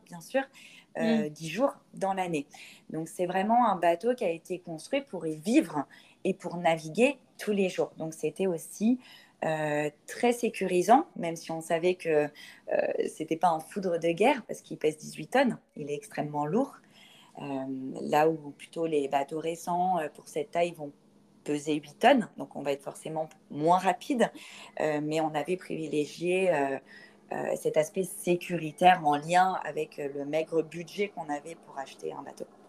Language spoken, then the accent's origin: French; Paris, Île-de-France, France; moved away as an adult; now in Bassin d'Arcachon, France; on ne vient pas du bassin d'Arcachon, on vient de Paris, mais on s'est euh, installé il y a une dizaine d'années sur le bassin d'Arcachon